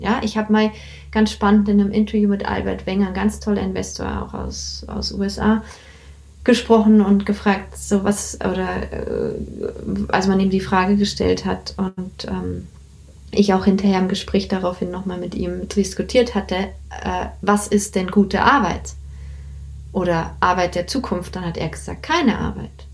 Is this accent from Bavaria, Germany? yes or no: yes; Bavaria, Germany; ich bin in Bayern also aufgewachsen